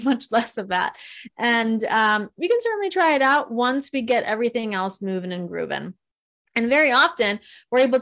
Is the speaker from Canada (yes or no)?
no; Italy; I'm from Italy